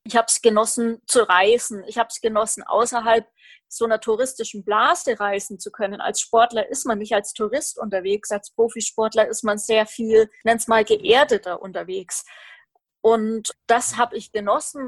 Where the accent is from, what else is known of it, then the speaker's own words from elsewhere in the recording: Roth, Bavaria, Germany; Ich komme aus Roth